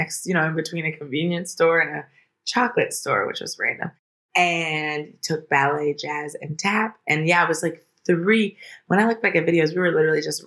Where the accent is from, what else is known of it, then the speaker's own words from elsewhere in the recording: Washington, District of Columbia, United States; moved away as an adult; now in Los Angeles, United States; In Washington, D.C., in D.C. proper.